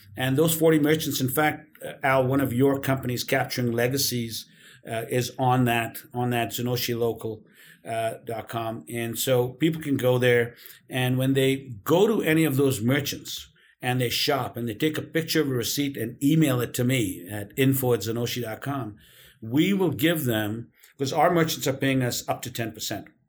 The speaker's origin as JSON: {"language": "English", "town": "Karachi", "region": "Sindh", "country": "Pakistan", "tie": "born or raised there", "moved": "as an adult", "lives_now": "Canada", "said": "Grew up in a place called Karachi, right on the ocean. I was there till I was nineteen years old, and then I immigrated to Canada"}